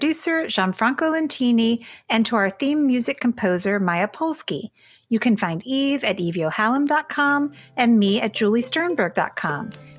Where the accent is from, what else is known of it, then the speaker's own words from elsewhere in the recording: the South, United States; moved away; when I was growing up in the South, my family used food to show love.